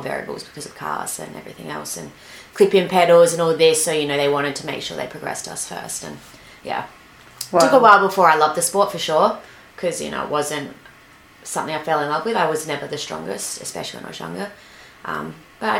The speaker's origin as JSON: {"language": "English", "town": "Adelaide", "region": "South Australia", "country": "Australia", "tie": "born or raised there", "moved": "yes", "said": "I grew up in Adelaide, South Australia"}